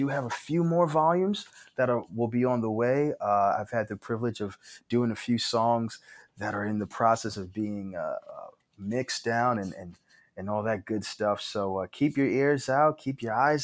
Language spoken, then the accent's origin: English; New York City, New York, United States; Growing up in New York